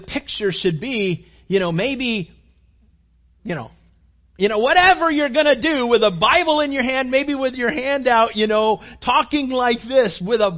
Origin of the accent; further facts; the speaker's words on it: California, United States; moved away; Back where I grew up out in California